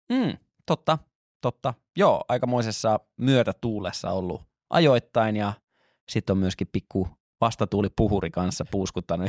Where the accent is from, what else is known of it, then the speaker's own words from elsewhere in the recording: Lahti, Päijät-Häme, Finland; moved away; koska olen Lahdesta kotoisin